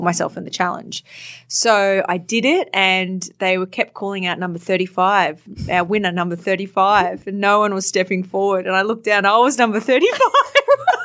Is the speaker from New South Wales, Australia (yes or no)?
no; Townsville, Queensland, Australia; I grew up in Townsville in North Queensland